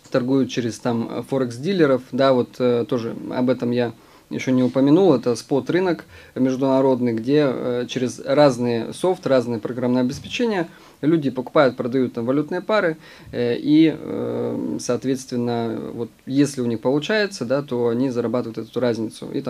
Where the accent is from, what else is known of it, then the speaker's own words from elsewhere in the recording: Omsk, Omsk Oblast, Russia; я из Омска